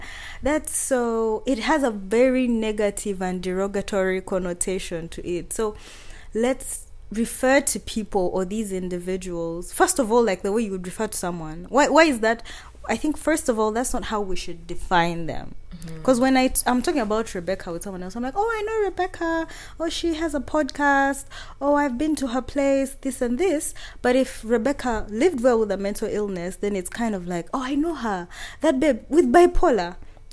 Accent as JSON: {"language": "English", "town": "Kabale", "region": "Western Region", "country": "Uganda", "second_language": "English", "said": "I'm from Kabale, you find the whole hill is your dad and his siblings and their children"}